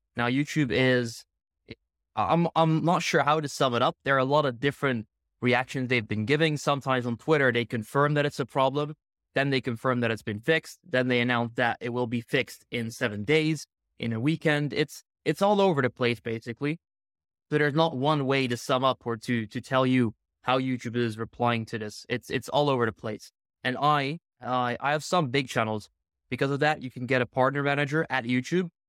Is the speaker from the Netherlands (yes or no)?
yes; Netherlands; I'm from the Netherlands